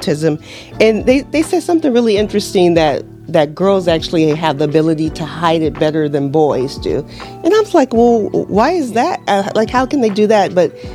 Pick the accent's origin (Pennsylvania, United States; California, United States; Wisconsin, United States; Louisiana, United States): California, United States; Los Angeles; now in Southwest Florida, United States; I'm originally from Los Angeles